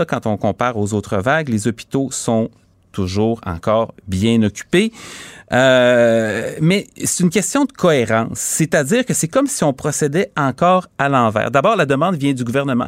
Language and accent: French; Quebec City, Quebec, Canada; je viens de Charlebourg, j'ai grandi à Charlebourg